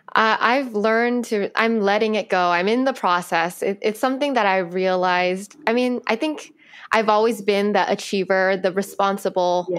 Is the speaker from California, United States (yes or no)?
yes; California, United States; I was born here. My parents, my dad's from China, my mom's Chinese but from Vietnam